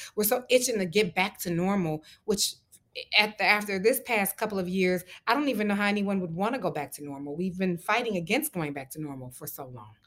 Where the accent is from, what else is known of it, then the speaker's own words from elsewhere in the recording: Detroit, Michigan, United States; moved away; we both know what it's like to be from Detroit